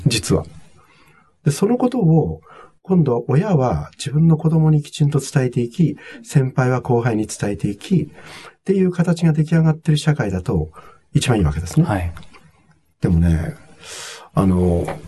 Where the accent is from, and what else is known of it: Togakushi, Nagano, Japan; born or raised there; moved away as an adult; also born or lived in United States